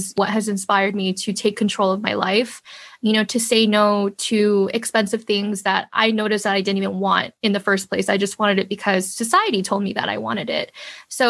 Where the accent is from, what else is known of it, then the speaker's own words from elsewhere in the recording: New York, United States; I was born in New York, but my family was already a family of five. They basically came here with basically nothing.